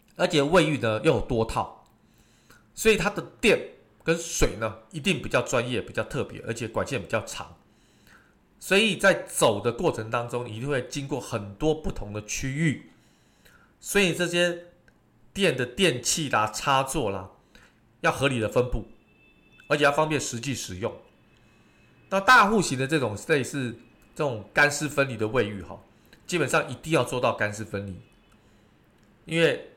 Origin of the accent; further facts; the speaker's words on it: Taiwan; 我们台湾人非常喜欢这种所谓的唱卡拉OK